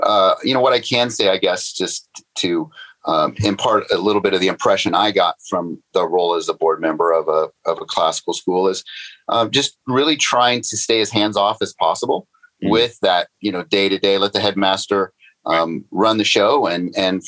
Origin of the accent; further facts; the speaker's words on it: Northern California, United States; I grew up in Northern California.